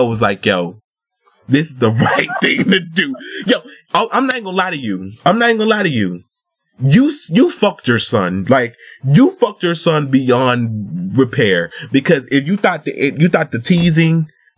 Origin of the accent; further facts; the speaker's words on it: the South, United States; I'm from the South too